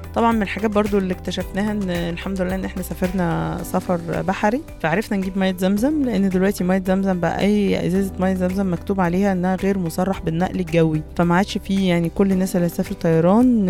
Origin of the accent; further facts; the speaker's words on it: Port Said, Port Said Governorate, Egypt; عشان احنا من بورسعيد